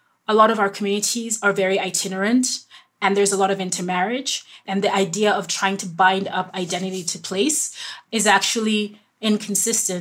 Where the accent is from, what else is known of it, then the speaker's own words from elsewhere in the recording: Nairobi, Kenya; I grew up in Nairobi. I was born in Nairobi.